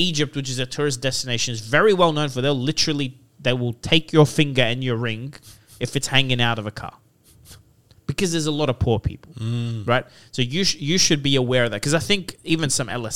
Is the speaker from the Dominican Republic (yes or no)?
no; Lebanon; So I'm from Lebanon.